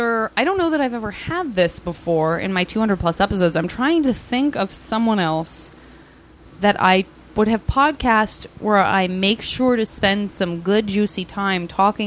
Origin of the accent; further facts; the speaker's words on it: Tucson, Arizona, United States; I'm from Tucson, Arizona.